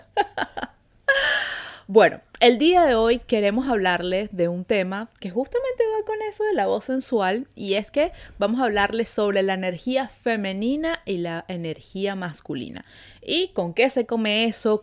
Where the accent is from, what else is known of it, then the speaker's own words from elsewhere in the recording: Venezuela; now in Montreal, Canada; Nosotros somos dos amigas venezolanas viviendo en Montreal